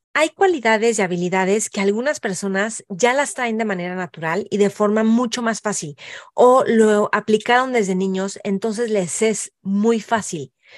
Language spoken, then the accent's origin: Spanish; Mexico; nosotros como mexicanos